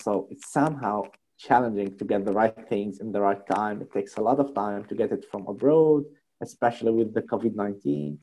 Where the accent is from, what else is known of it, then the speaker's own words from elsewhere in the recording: Tunisia; I'm from Tunisia